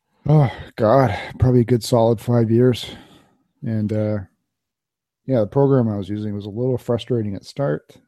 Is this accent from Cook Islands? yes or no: no; Canada